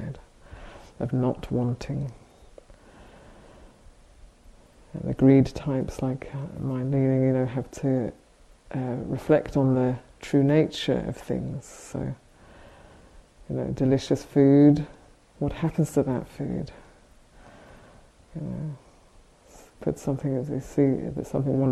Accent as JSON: {"language": "English", "country": "United Kingdom", "said": "we're both British"}